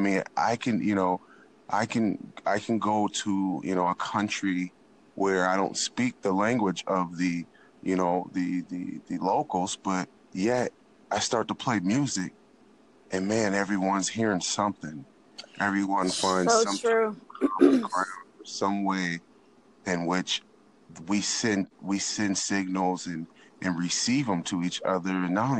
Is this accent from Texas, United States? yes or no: no; California, United States; That's good because I grew up in California, okay?